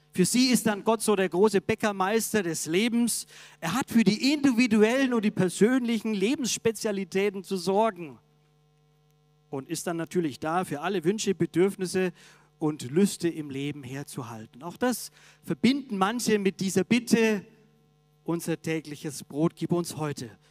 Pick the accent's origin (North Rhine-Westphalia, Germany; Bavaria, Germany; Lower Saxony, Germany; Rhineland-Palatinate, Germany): Bavaria, Germany; Augsburg; moved away; In meiner Heimat, der Augsburger Allgemeinen, der Zeitung